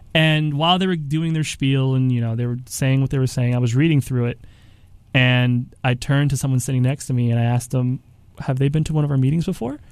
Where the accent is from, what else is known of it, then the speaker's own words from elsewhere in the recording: United States; born here in the United States